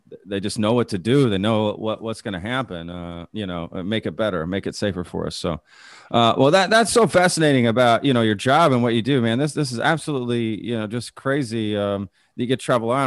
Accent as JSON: {"language": "English", "town": "Dallas", "region": "Texas", "country": "United States", "tie": "born or raised there", "lives_now": "Austin, United States", "said": "I grew up in Dallas"}